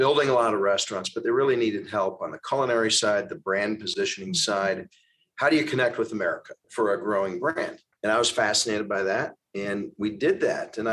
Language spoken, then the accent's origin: English; Chicago, Illinois, United States; also born or lived in Indiana; I'm from Chicago. I was raised in Chicago